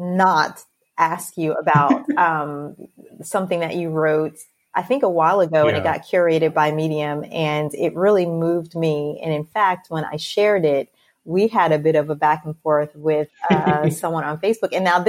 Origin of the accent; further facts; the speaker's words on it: United States; as a Black person living in America, I am American. I was born here